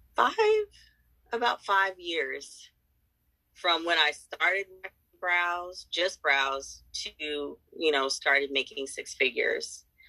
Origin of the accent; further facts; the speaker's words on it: San Diego, California, United States; I am from San Diego, California